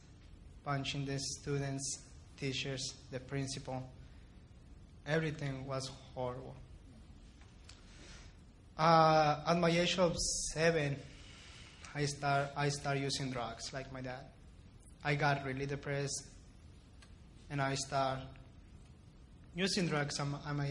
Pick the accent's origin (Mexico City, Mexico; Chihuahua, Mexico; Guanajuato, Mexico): Chihuahua, Mexico; Ciudad Juárez; moved away; also born or lived in El Paso, Texas, United States; I was born in El Paso, but after that, my family and I moved to Juarez, and I lived there my entire life. I grew up there